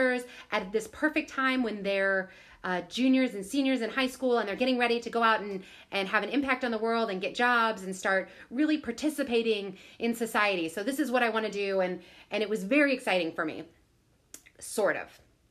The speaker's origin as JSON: {"language": "English", "region": "Southern Illinois", "country": "United States", "tie": "born or raised there", "said": "I grew up in Southern Illinois."}